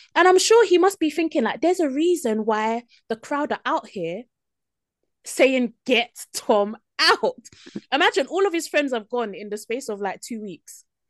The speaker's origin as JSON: {"language": "English", "country": "United Kingdom", "said": "as British people"}